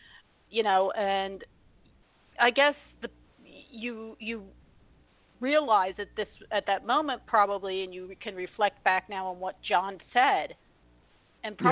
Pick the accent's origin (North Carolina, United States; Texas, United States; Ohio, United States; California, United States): Ohio, United States; Columbus; I was born in Columbus